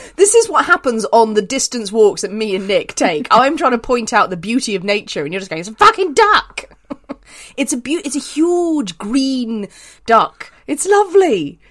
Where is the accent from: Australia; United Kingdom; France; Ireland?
Ireland; I'm Irish